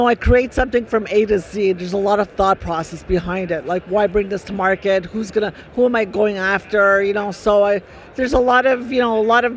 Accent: Canada; I'm from Canada.

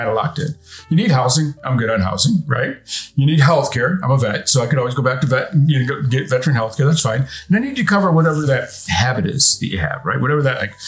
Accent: near the New York state line, upstate Pennsylvania, United States; moved away; I grew up culturally in like upstate Pennsylvania, New York state line, that kind of area, like near the Finger Lakes and what they call the Endless Mountains.

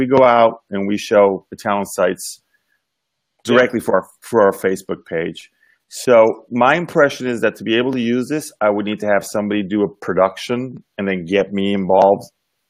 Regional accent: United States; now in Milan, Italy; I'm live from Milan, Italy. American living here in Milan

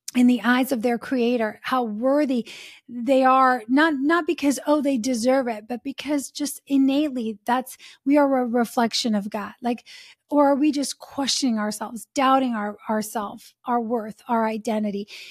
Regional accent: Italy; now in United States; Like, we're from Italy, right? And now we've been in the States for many, many years.

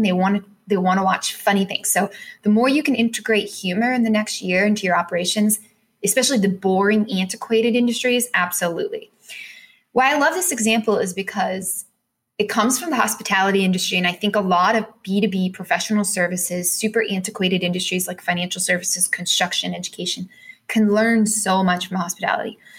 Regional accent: United States

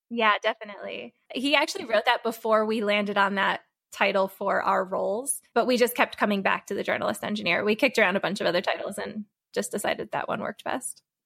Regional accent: Connecticut, United States; I'm originally from Connecticut

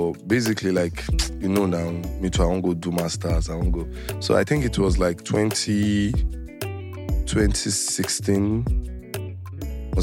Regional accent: Lagos, Nigeria; I grew up here in Lagos, in Beju Lekki to be precise

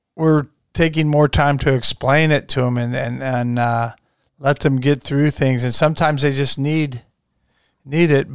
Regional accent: Strasburg, United States; growing up in Strasbourg, which basketball is pretty much the sport there then

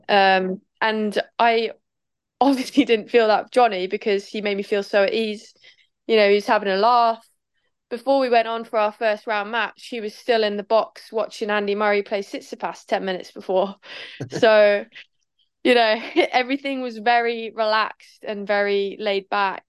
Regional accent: Norwich, East of England, United Kingdom; We're both from Norwich

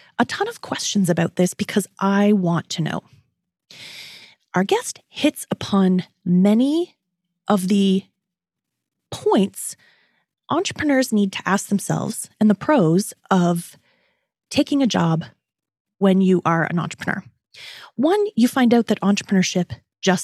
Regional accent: Toronto, Ontario, Canada; also born or lived in New York City; her hometown, which is also my hometown

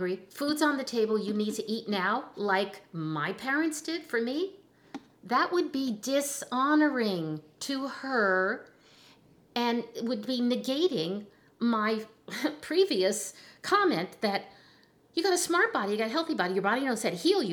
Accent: New Jersey, United States; I'm from Jersey, you know, and I'm Italian

